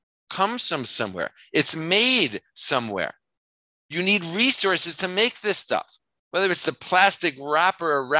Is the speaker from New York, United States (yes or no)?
yes; New York, United States; I'm from New York